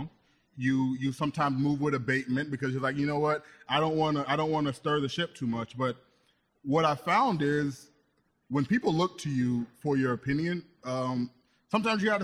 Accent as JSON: {"language": "English", "region": "Florida", "country": "United States", "tie": "born or raised there", "also_born_or_lived": "Southeast Michigan", "moved": "as an adult", "lives_now": "Michigan, United States", "said": "I'm from Florida, born and raised"}